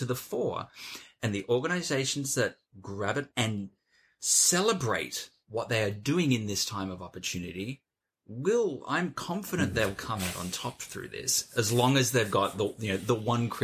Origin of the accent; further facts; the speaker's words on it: Australia; now in London, United Kingdom; I'm an Australian sitting in Zone 1 London.